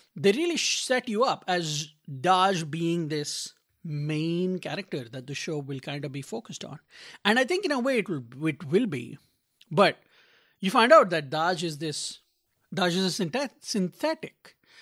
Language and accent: English; India; now in Little Rock, United States; as an Indian who grew up in a tropical country